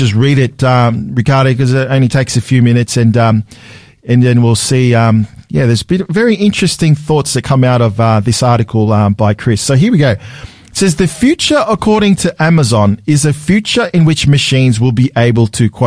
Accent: Sydney, New South Wales, Australia; we grew up with German Shepherd dogs growing up in Sydney

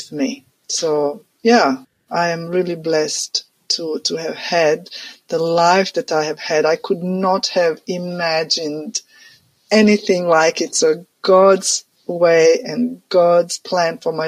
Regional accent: Croatia; moved away; I'm from Croatia, which used to be part of Yugoslavia.

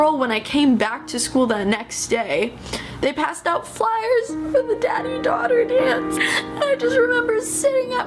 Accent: London, United Kingdom; I was born in London, England on March 5th, 1997.

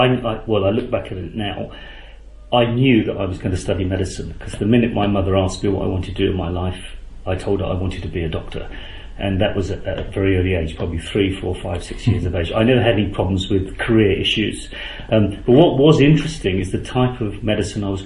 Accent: London, United Kingdom; moved away; I'm originally from London. I was born 59 years ago

